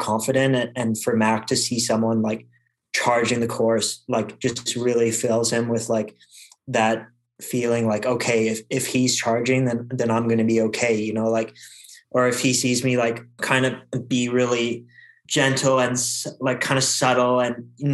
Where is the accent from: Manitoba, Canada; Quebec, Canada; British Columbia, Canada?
Quebec, Canada; I grew up racing in Quebec